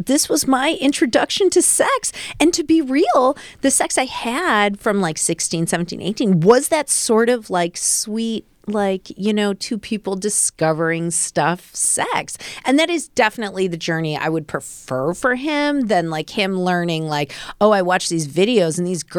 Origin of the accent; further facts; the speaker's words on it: Midwest, United States; I'm from the Midwest.